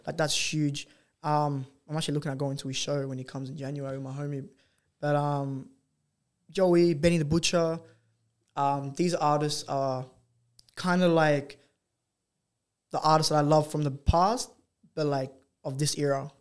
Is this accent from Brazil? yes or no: no; Australia